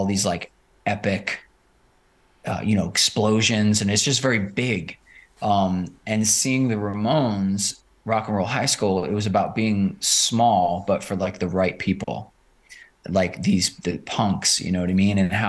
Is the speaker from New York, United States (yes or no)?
yes; New York City, New York, United States; I grew up in Rockaway Beach, which is, you can see Manhattan from Rockaway